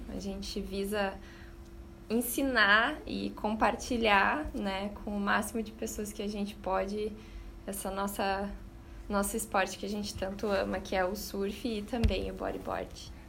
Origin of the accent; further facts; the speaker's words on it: Rio Grande do Sul, Brazil; moved away as an adult; also born or lived in Australia; eu sou do Rio Grande do Sul, sempre morei no interior